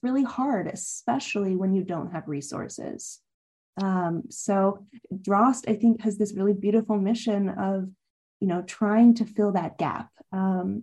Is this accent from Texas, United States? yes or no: no; Spokane, Washington, United States; moved away as an adult; now in New York, United States; I grew up in Washington State.